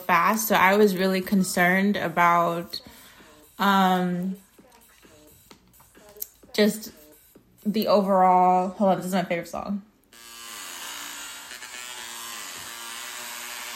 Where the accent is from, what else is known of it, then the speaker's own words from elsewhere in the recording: United States; I'm American.